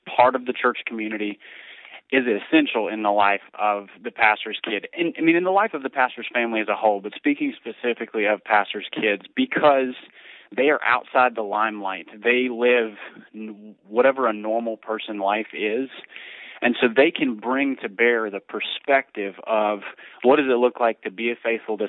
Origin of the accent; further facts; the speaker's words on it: Minneapolis, Minnesota, United States; so I grew up in downtown Minneapolis, just a few blocks from the Metrodome where the Twins played.